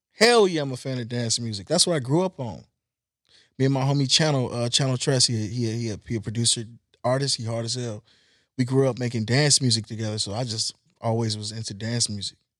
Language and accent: English; Compton, California, United States; also born or lived in Long Beach; I'm from Long Beach, I'm from Compton. I was born in Compton